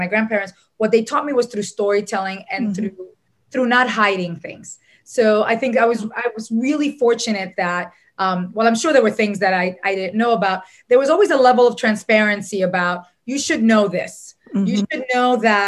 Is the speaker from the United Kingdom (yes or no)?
no; Dominican Republic; moved away; also born or lived in New York City; I was born in New York City, but raised in the Dominican Republic